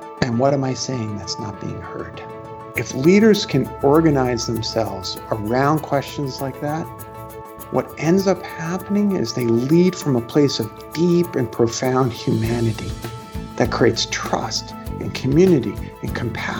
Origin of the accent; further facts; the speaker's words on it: New York City, New York, United States; I'm from Brooklyn